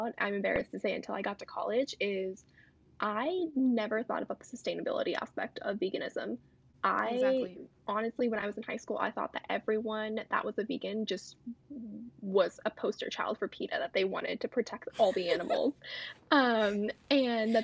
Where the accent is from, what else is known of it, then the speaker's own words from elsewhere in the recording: India; I'm Indian